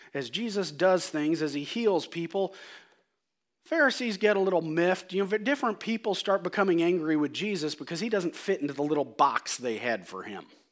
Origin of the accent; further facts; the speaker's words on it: United States; I'm an American.